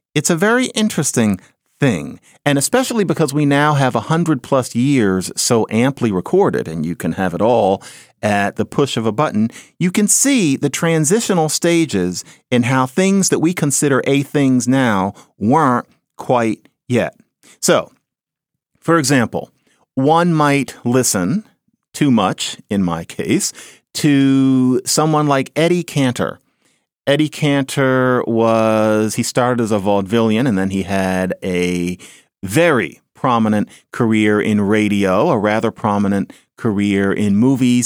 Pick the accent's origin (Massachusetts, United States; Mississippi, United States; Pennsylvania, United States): Pennsylvania, United States; Philadelphia; I grew up on Marion Lane in Philadelphia